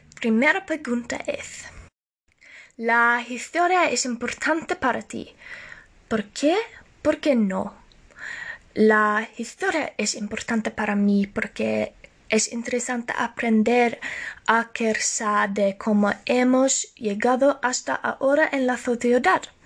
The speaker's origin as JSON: {"language": "Spanish", "country": "Norway", "second_language": "Spanish", "said": "Aunque soy de Noruega"}